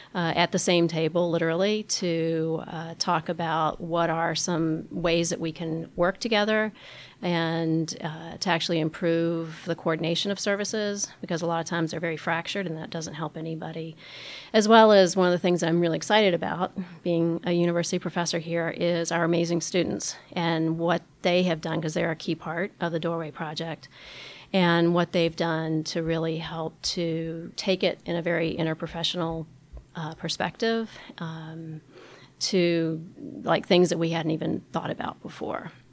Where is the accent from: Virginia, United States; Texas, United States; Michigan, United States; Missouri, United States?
Virginia, United States; Richmond; moved away as an adult; also born or lived in Baltimore; My experience of homelessness happened when I was a young adult in my hometown of Richmond, Virginia